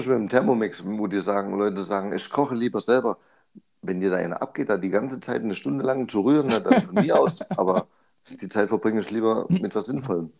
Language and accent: German; Germany; Bei uns in Deutschland